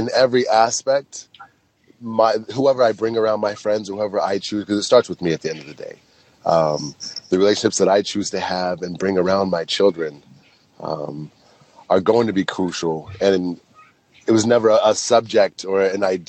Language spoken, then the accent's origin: English; Utah, United States; So I grew up in Utah